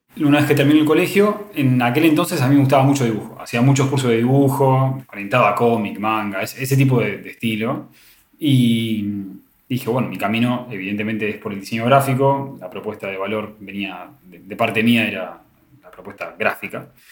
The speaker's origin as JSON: {"language": "Spanish", "region": "Buenos Aires", "country": "Argentina", "said": "La Universidad de Morón es una universidad más que está en zona oeste, que es donde yo soy de Buenos Aires."}